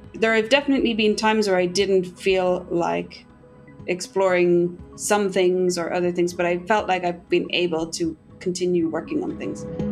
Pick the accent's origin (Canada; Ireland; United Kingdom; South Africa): Ireland; Castlebar, Connacht; moved away as an adult; now in Tokyo, Japan; I grew up in Casa Bar in Mayo